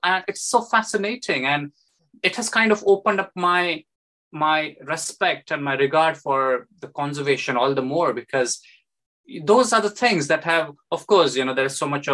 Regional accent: Nashik, Maharashtra, India; moved away as an adult; now in London, United Kingdom; Nasik, where I was born and raised. I did my schooling there

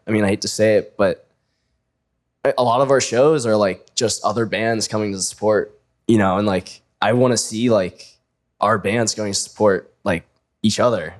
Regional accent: Annapolis, Maryland, United States; moved away as an adult; now in Pittsburgh, United States; I'm from like Annapolis area, but I say I'm from Baltimore.

